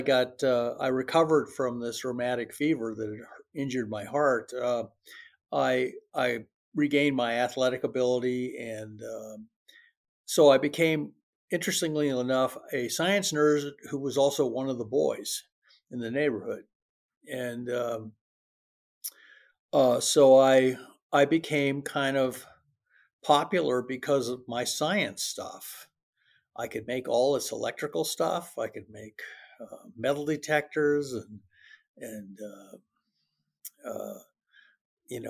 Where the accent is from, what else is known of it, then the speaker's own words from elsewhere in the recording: Medford, Oregon, United States; also born or lived in Rochester, Minnesota; I grew up in Medford, Oregon